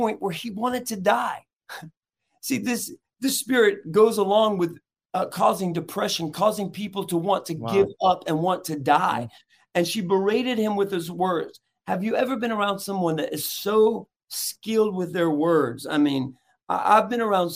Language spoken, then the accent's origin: English; Chattanooga, Tennessee, United States; from Chattanooga, Tennessee